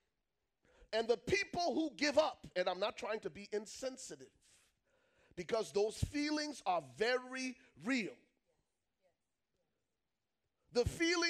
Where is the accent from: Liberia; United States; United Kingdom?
Liberia; I'm from Liberia